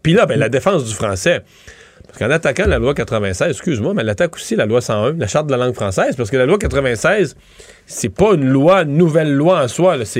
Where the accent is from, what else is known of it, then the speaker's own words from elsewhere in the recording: Quebec, Canada; en tant que Québécois